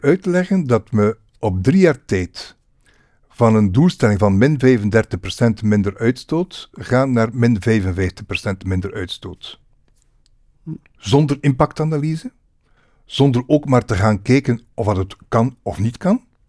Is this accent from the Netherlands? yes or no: no; Roeselare, Flanders, Belgium; moved away as an adult; also born or lived in Ghent area; now in Melle, Belgium; ik ben van West-Vlaanderen